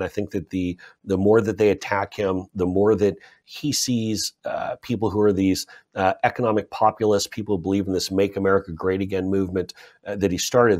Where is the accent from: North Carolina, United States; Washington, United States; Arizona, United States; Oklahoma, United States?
Washington, United States; Seattle; I grew up in Seattle, Washington, which is in the northwest corner of the United States.